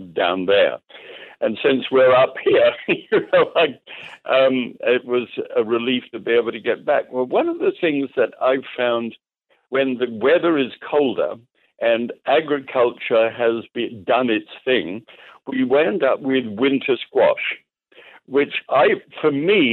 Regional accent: Scotland, United Kingdom; now in United States; I'm a Scot.

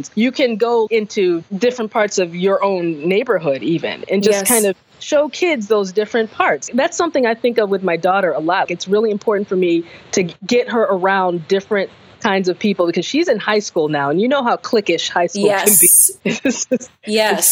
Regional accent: United States; being American, basically, racism in America, black in America

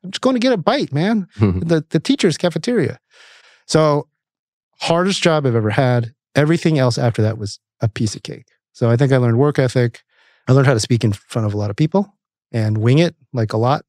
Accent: Camarillo, California, United States; also born or lived in St. Louis, Missouri; our town, little town of Camarillo. My parents moved there in the 70s. Actually, I was born in St. Louis

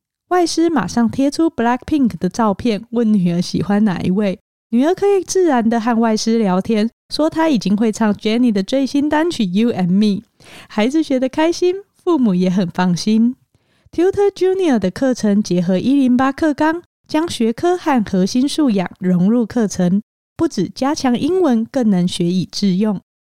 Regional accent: Hualien County, Taiwan; 我在花莲长大，我觉得我们那个时候的孩子很多是跟着父母工作的

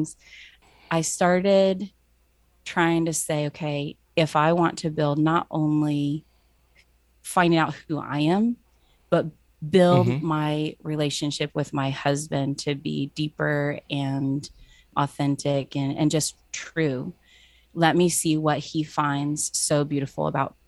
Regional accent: Cincinnati, Ohio, United States; moved away; growing up in Cincinnati at a Bible college

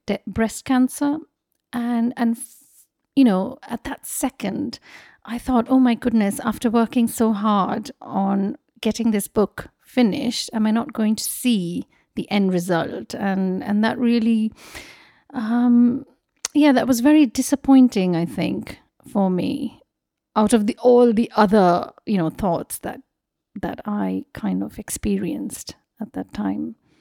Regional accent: Mumbai, Maharashtra, India; moved away as an adult; also born or lived in Kolkata; I was born in Mumbai and I grew up there.

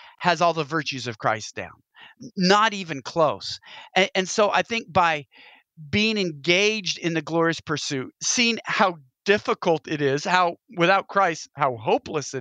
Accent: Pacific Northwest, United States; I'm from the Pacific Northwest

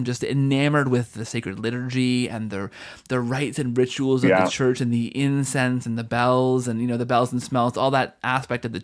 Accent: Canada; I'm from Canada

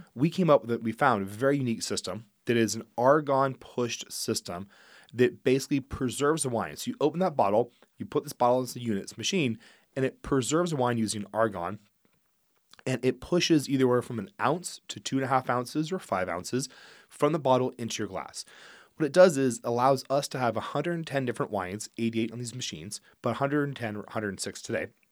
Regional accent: Geyserville, California, United States; also born or lived in Healdsburg, California; I actually was raised in Geyserville

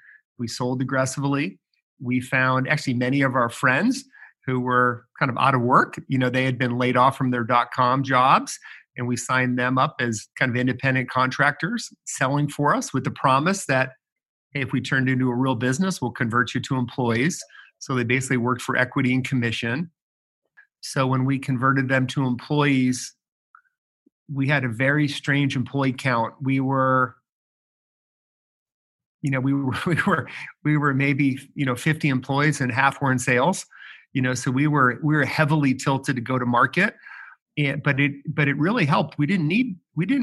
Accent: Chicago, Illinois, United States; also born or lived in Ohio; now in Indianapolis, United States; Born in Ohio, grew up in Chicago, and you know, now in Indy.

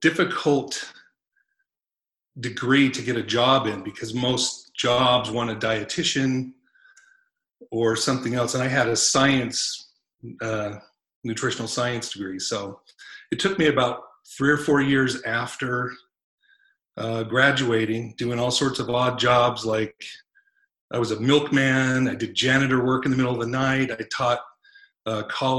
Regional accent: Seattle, Washington, United States; I grew up mainly in the Seattle area

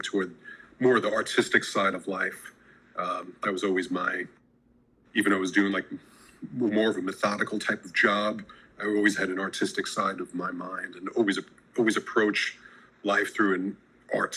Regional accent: New York City, New York, United States; now in Los Angeles, United States; growing up in New York City and then now

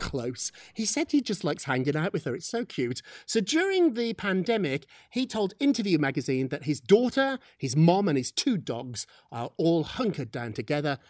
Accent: United Kingdom; moved away; We're British

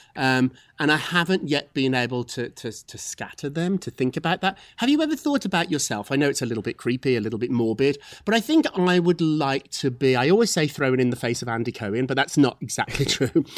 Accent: Scotland, United Kingdom; I'm from Scotland

